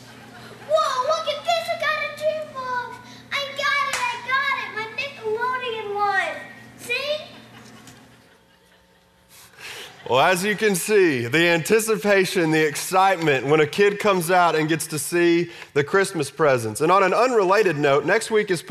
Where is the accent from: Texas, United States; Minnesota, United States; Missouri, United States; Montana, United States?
Texas, United States; I grew up in Texas